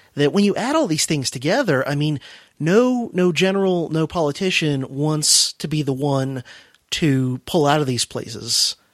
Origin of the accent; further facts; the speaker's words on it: United States; I'm an American